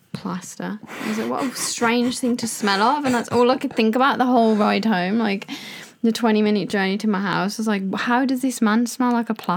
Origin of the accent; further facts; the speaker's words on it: United Kingdom; we are British.